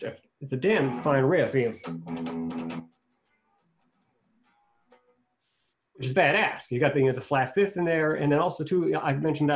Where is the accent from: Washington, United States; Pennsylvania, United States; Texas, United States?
Pennsylvania, United States; Swissvale; my hometown, Swissville, Pennsylvania